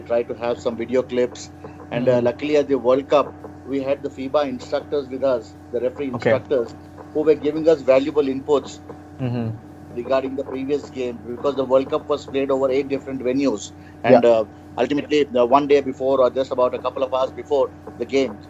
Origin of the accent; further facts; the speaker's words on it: Hyderabad, Telangana, India; Yeah, I'm from Hyderabad.